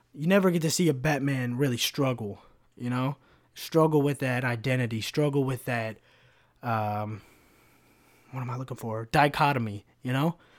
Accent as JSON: {"language": "English", "country": "United States", "said": "as an American"}